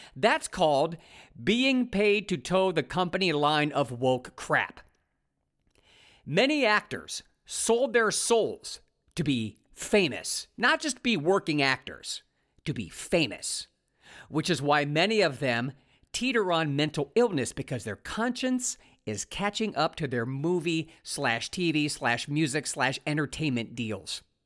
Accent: Ohio, United States; moved away as an adult; also born or lived in California; I found new digs in my home state of Ohio

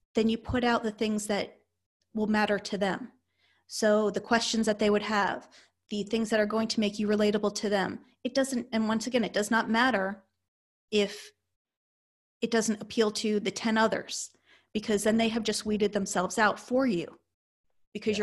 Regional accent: Northeast, United States; moved away; I come from the Northeast

